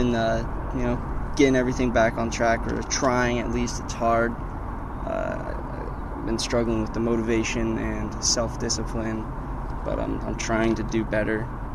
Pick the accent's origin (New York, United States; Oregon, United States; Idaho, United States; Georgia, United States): Oregon, United States; Hey, Rose … from Oregon, 20 years old